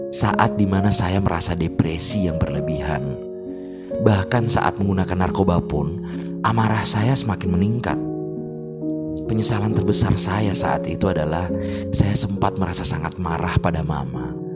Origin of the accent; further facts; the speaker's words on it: Gorontalo, Indonesia; saat itu yang dikenal sebagai sekolah gudang musisi adalah SMA Negeri 1 Gorontalo